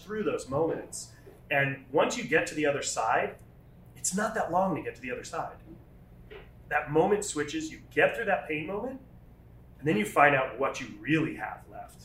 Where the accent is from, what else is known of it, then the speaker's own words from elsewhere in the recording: Rhode Island, United States; moved away; I was actually from Rhode Island